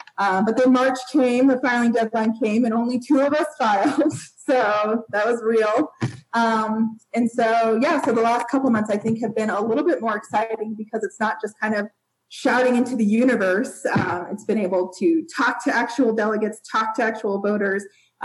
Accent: Newcastle, Wyoming, United States; moved away as an adult; also born or lived in Laramie, Wyoming; now in Ogden, United States; I'm actually born and raised from rural Wyoming. I had my hometown has 3,000 people in it. And my graduating class had 42.

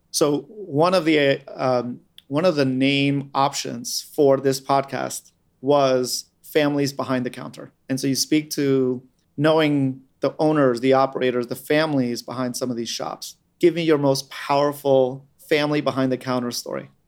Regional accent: New York City, New York, United States; I grew up on Staten Island

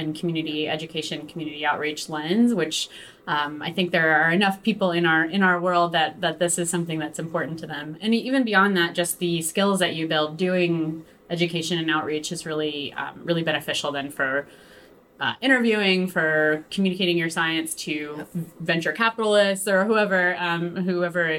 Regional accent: West Virginia, United States; also born or lived in Brooklyn, New York; now in New York City, United States; I'm from West Virginia originally, so I grew up in a pretty small community

